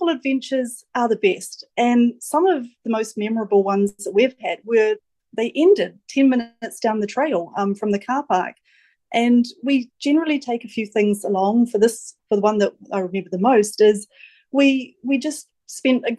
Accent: New Zealand; now in Auckland, New Zealand; I grew up near Mount Ruapehu

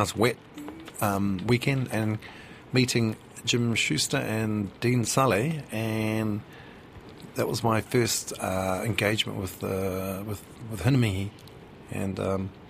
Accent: Motiti Island, Bay of Plenty, New Zealand; moved away as an adult; also born or lived in United Kingdom; now in Auckland, New Zealand; Ko Motiti tuku Motere, so I'm from Motiti Island.

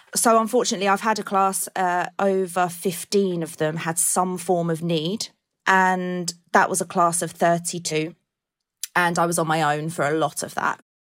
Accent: Colchester, East of England, United Kingdom; I'm from Colchester

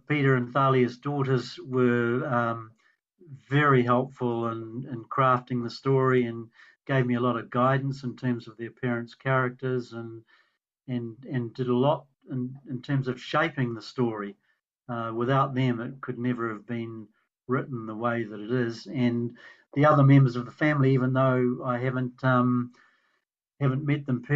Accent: New Zealand; proud to be a New Zealander.

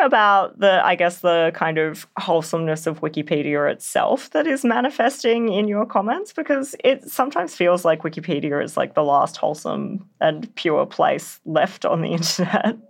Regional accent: Canberra, Australian Capital Territory, Australia; my hometown in Canberra

